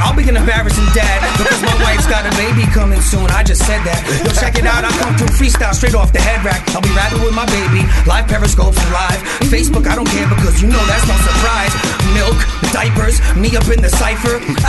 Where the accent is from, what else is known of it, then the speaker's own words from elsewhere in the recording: New York City, New York, United States; also born or lived in Bayamón, Puerto Rico (ancestry); I'm from Brooklyn, but my family's from Bayamón.